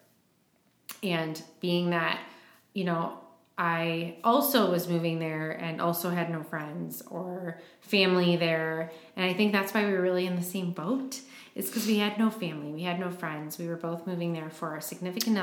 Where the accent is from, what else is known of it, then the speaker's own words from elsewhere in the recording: Michigan, United States; moved away as an adult; now in Milwaukee, United States; I'm not really from Wisconsin. I'm from Michigan, but it's all the Midwest